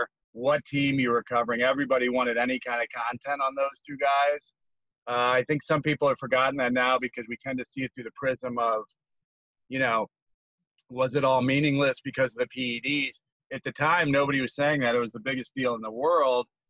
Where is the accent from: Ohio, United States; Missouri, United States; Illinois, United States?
Missouri, United States; St. Louis; moved away; also born or lived in Bay Area, California; I was on the West Coast covering baseball for the first almost about 25 years of my career, but I'm actually from St. Louis.